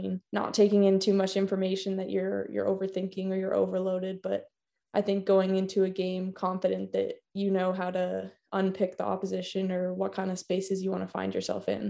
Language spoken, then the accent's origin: English; Canada; also born or lived in California, United States; now in London, United Kingdom; growing up in Canada